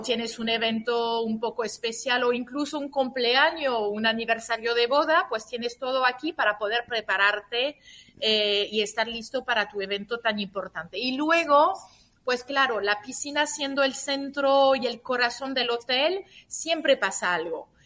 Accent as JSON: {"language": "Spanish", "country": "France", "tie": "born or raised there", "moved": "yes", "lives_now": "Dominican Republic", "said": "nací, en Francia y como, como siempre digo, aún haber nacido en Francia y teniendo también un papá italiano, me siento dominicana de corazón"}